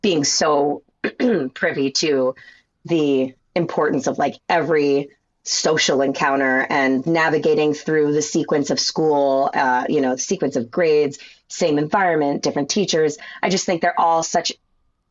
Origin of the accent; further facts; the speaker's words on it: Westchester, New York, United States; also born or lived in Boston / Baltimore; I grew up in Westchester. After Baltimore, we moved to Westchester when I was 9. And I grew up close to the city